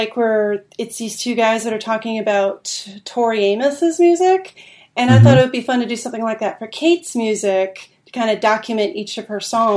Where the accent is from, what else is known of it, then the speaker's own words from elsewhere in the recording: United States; I'm American